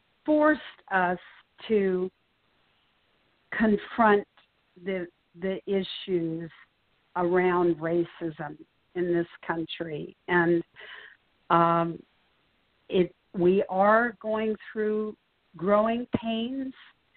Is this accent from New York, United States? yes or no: yes; New York, United States; As a New Yorker, yes, it's fathomable